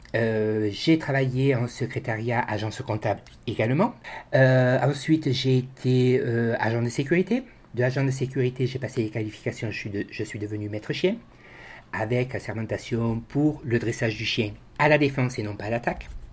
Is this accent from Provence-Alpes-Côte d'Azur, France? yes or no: yes; Marseille, Provence-Alpes-Côte d'Azur, France; moved away as an adult; now in Bessèges, France; moi je suis originaire de Marseille. Je suis né sur Marseille, j'y ai vécu 40 ans